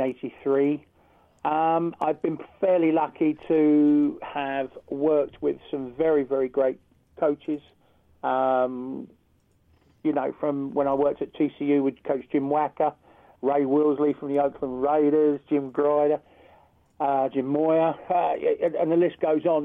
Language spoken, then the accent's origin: English; United Kingdom; also born or lived in Texas; I come from the United Kingdom.